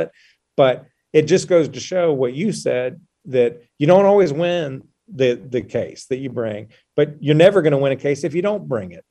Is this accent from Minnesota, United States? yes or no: no; North Carolina, United States; also born or lived in Charlotte; I grew up here in North Carolina